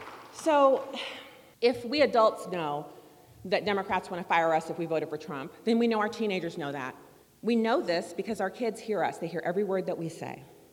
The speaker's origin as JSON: {"language": "English", "country": "Germany", "tie": "born or raised there", "lives_now": "United States", "said": "And then, so I grew up in Germany, no baseball stadiums there."}